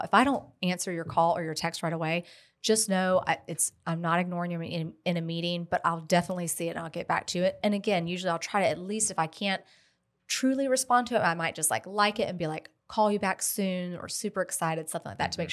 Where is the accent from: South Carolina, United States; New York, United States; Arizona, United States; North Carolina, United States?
South Carolina, United States; Columbia; now in Lexington, United States; I literally live, grew up right around the corner from here.